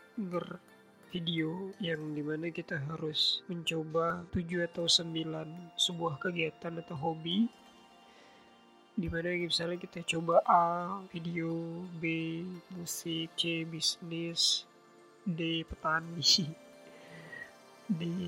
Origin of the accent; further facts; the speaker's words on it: Riau, Indonesia; Aku asli dari Riau